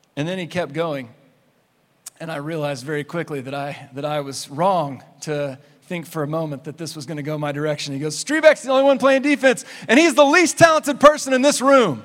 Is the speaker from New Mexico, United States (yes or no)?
yes; Clovis, New Mexico, United States; I grew up in Clovis, New Mexico